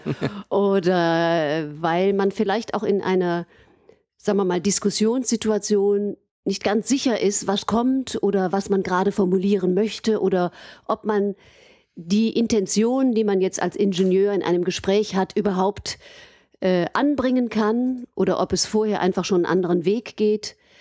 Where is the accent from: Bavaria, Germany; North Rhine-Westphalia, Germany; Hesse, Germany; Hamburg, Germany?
North Rhine-Westphalia, Germany; Aachen; moved away as an adult; also born or lived in Cologne / Vienna / Freiburg; ich bin gebürtige Aachenerin und habe äh, eben meine Kindheit in Aachen verbracht